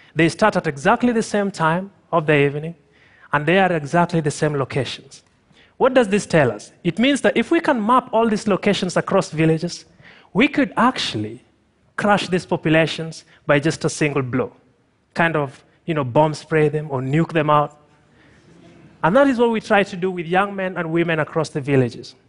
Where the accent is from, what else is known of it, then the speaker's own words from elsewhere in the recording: Tanzania; I'm from Tanzania